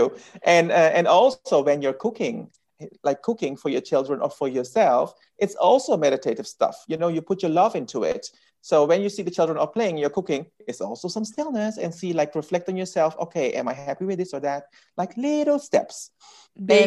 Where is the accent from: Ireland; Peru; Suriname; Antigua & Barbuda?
Suriname; I'm Indian, you know, and I'm come from Suriname